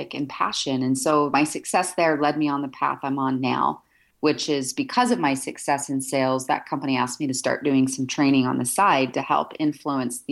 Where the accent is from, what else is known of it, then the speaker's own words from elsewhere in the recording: Salt Lake City, Utah, United States; I'm, you know, based here and born and raised in Salt Lake City, Utah